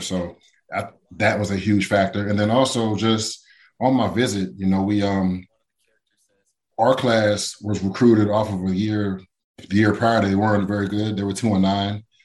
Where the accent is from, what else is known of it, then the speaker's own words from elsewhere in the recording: Pittsburgh, Pennsylvania, United States; also born or lived in South Carolina; I was born in South Carolina, then I moved to Pittsburgh when I was seven years old.